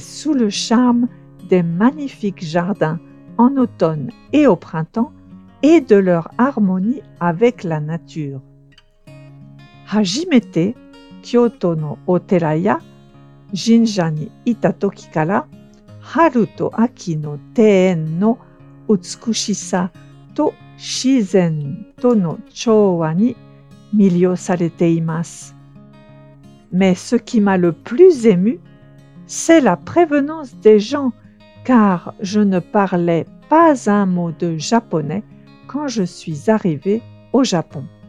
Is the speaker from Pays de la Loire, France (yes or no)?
yes; Pays de la Loire, France; moved away; Je viens des pays de la Loire, à l'ouest de la France. Watashiwa. France no Nishi ni aru pays de la Loire, Chiho Shushin